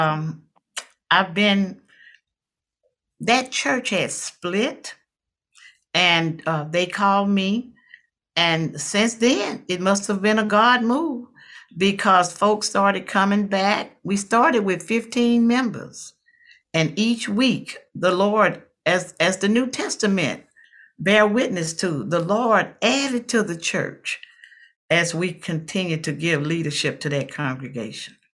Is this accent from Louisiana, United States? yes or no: yes; Watson, Louisiana, United States; I'm from Watson, Louisiana, a little rural community in Louisiana.